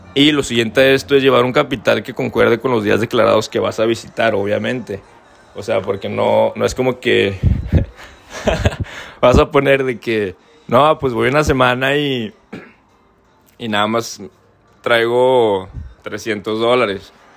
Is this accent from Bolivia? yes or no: no; Torreón, Coahuila, Mexico; moved away as an adult; yo soy de Torreón